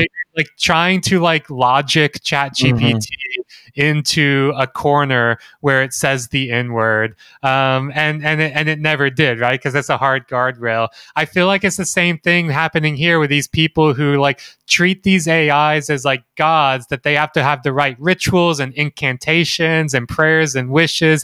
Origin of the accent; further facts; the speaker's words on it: Mississippi, United States; Jeremy and I grew up in Mississippi